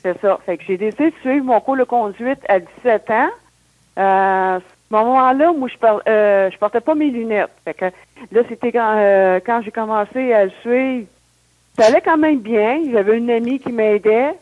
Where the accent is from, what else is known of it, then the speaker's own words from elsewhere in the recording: Sainte-Thérèse, Quebec, Canada; also born or lived in Saint-Jérôme / Boisbriand / Blainville; Mais j'ai grandi à Sainte-Thérèse, c'est tout, dans les basses Laurentides, Sainte-Thérèse, Boisbriand et maintenant de, à Blainville. Fait que je suis toujours dans le coin.